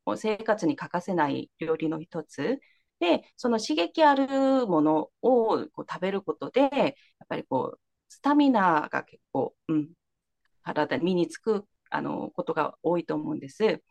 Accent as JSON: {"language": "Japanese", "country": "South Korea", "tie": "born or raised there", "also_born_or_lived": "Kansai, Japan", "second_language": "Japanese", "moved": "as an adult", "lives_now": "Japan", "said": "韓国生まれ育ち"}